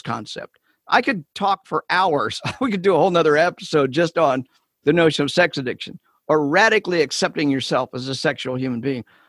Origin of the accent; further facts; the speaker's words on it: Kansas City, Missouri, United States; I'm from Kansas City.